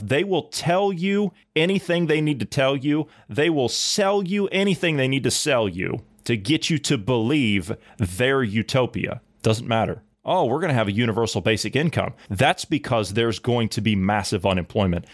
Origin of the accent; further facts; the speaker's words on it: Ohio, United States; my home state of Ohio